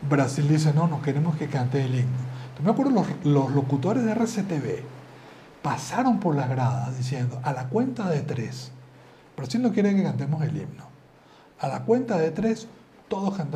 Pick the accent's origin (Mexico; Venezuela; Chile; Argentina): Venezuela; Maracay, Aragua; arriba Venezuela, aunque estoy medio gringo, arriba Venezuela. que gringo, yo soy de Maracay.